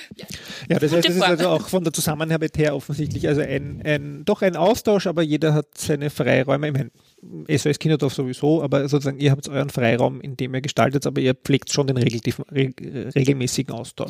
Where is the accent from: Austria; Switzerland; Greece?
Austria; bei uns in Österreich